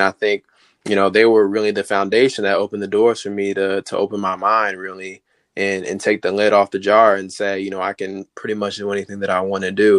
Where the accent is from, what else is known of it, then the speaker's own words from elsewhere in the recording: Highland, Maryland, United States; I'm from Maryland, specifically Highland, Maryland.